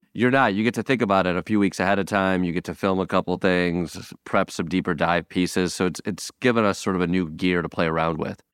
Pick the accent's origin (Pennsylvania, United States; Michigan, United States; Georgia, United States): Michigan, United States; moved away; my hometown brewery